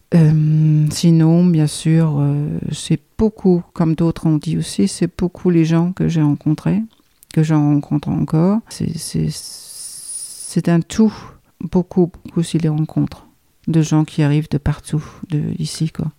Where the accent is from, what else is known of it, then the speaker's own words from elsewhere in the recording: Copenhagen, Capital Region of Denmark, Denmark; French is a second language; moved away as an adult; now in Dordogne, France; je suis danoise, euh, donc euh, je viens du pays du Danemark. Je suis née dans la capitale Copenhague.